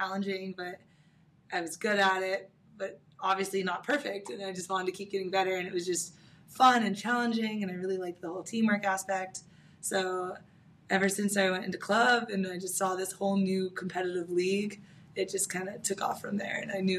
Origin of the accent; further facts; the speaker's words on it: California, United States; now in San Diego, United States; Okay, so I'm from Orange County. I came to San Diego from my college experience. So I went to UCSD, and I've been here ever since.